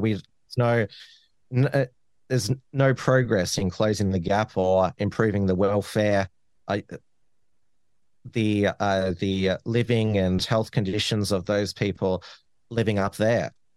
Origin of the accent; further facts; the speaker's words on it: Melbourne, Victoria, Australia; the neighboring electorates where I grew up in Flinders and, and Dunkley